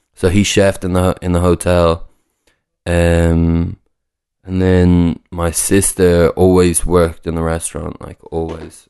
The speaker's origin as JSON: {"language": "English", "town": "Newcastle upon Tyne", "region": "North East England", "country": "United Kingdom", "tie": "born or raised there", "also_born_or_lived": "Dublin", "said": "I was born in Newcastle"}